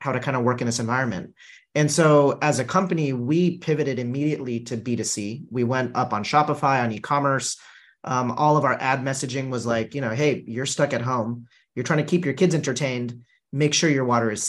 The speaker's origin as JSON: {"language": "English", "region": "Southern California", "country": "United States", "tie": "born or raised there", "said": "an immigrant family growing up in Southern California"}